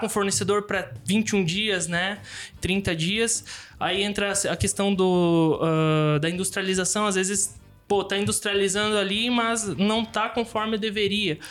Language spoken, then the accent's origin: Portuguese; Xanxerê, Santa Catarina, Brazil; moved away as an adult; also born or lived in São Domingos / Caxias do Sul / Erechim; now in Chapecó, Brazil; Aí voltei pra Xanxerê e cresci minha vida inteira ali